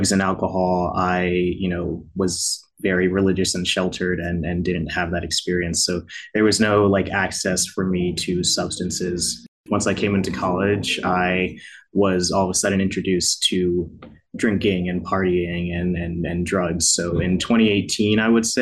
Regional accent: New Jersey, United States; now in Baltimore, United States; I'm from New Jersey, but I live in Baltimore now

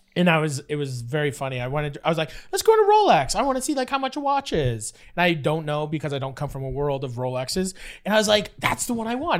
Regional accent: Fort Erie, Ontario, Canada; I grew up in Fort Erie

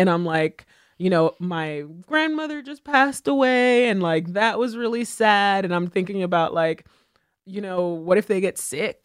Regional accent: Haiti; I was born in Haiti

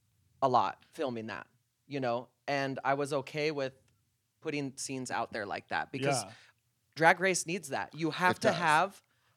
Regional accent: Modesto, California, United States; I'm from Modesto, California.

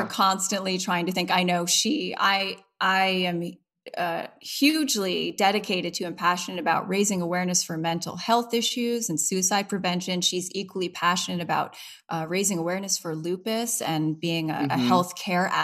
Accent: Providence, Rhode Island, United States; my hometown where I'm from, Providence

